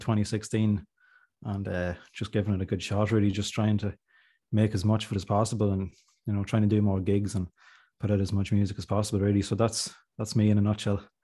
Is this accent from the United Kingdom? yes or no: no; Monaghan, Ulster, Ireland; I'm from Monaghan